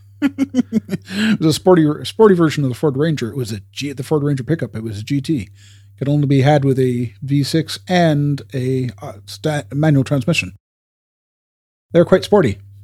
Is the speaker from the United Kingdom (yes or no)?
no; Canada; we're Canadian